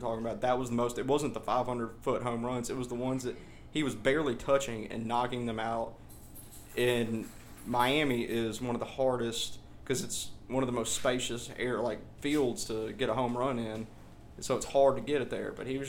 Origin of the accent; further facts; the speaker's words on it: Ireland; So sorry for my Irish fans out there. I'm a Irishman myself